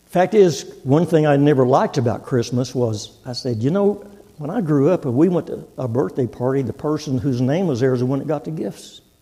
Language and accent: English; Texas, United States; moved away as an adult; now in Oklahoma, United States; I'm from Texas, born and raised in Texas, and I've been in Oklahoma nearly 50 years